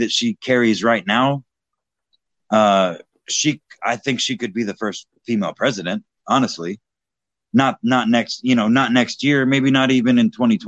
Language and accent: English; Texas, United States; now in Indiana, United States; I currently live in Indiana, which is a Republican state, as you know, but I was born and raised in Texas